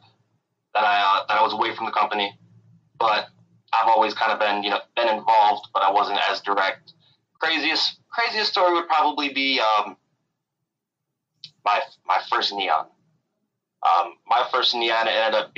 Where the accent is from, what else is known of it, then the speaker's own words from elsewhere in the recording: Michigan, United States; now in Charlotte, United States; I'm originally from Michigan